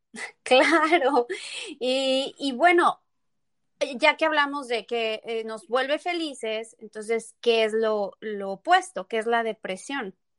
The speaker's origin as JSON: {"language": "Spanish", "town": "Tepeji del Río", "region": "Hidalgo", "country": "Mexico", "tie": "born or raised there", "also_born_or_lived": "Querétaro", "said": "yo nací en Querétaro, pero crecí en Tepeji del Río"}